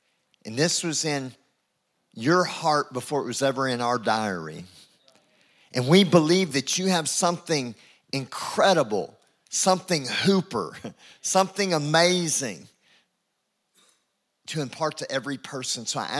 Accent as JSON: {"language": "English", "region": "Texas", "country": "United States", "said": "I'm Texan."}